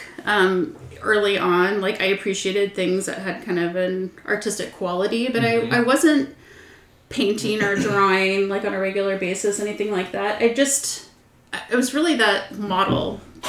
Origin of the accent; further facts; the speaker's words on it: Austin, Texas, United States; I was born in Austin